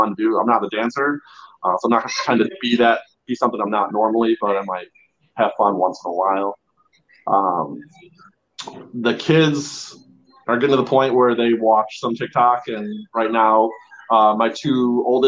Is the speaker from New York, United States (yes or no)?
no; Chicago, Illinois, United States; moved away as an adult; now in California, United States; I grew up in Chicago. My family's from Chicago.